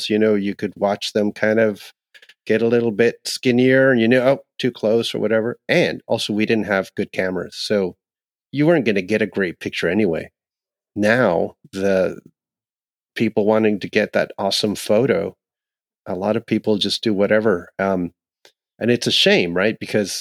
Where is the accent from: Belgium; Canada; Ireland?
Canada; Ontario; where I grew up in Ontario, where we had a lot of owls in winter